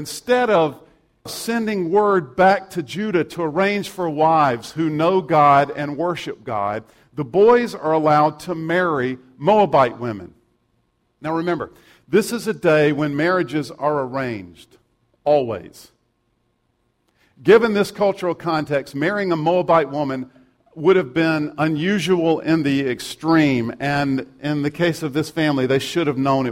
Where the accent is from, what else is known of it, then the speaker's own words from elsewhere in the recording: South Carolina, United States; I'm from South Carolina